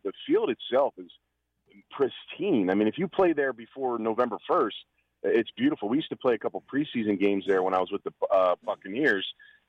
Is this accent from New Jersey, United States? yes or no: no; Philadelphia, Pennsylvania, United States; I grew up in Philly